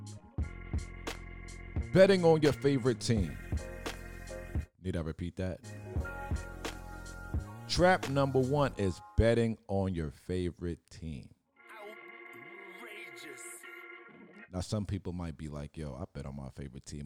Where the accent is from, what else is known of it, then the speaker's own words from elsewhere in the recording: New York City, New York, United States; I'm from Brooklyn.